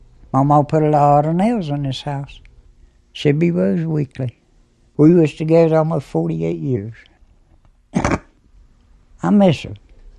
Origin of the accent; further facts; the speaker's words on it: Pigeon Roost Hollow, West Virginia, United States; I was born here in Pigeon Roost Holler.